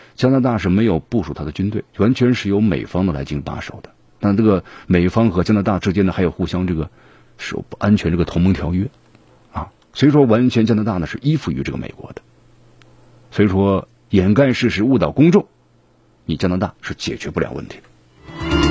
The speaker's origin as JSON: {"language": "Chinese", "country": "China", "said": "我们中国人的腰板儿越来越硬气了"}